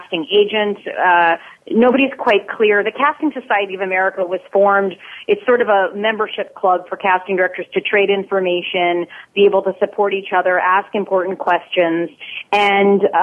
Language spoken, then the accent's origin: English; New York City, New York, United States; I grew up in New York City in the late 70s and in the 80s